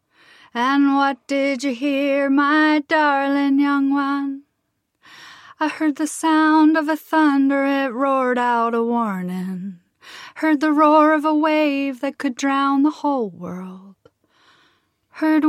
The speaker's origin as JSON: {"language": "English", "region": "Kansas", "country": "United States", "accent": "American Midwest", "said": "I'm from Kansas"}